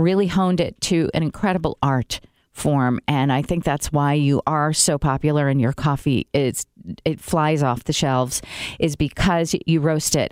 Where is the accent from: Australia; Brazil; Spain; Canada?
Brazil; now in United States; I grew up in Brazil